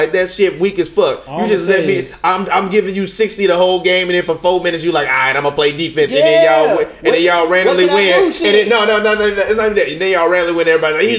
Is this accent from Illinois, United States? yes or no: yes; Chicago, Illinois, United States; I'm from Chicago, Illinois.